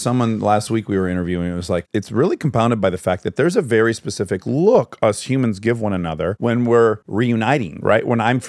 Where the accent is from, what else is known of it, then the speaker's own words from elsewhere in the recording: Detroit, Michigan, United States; Oh, I'm from Detroit, as is Kristen.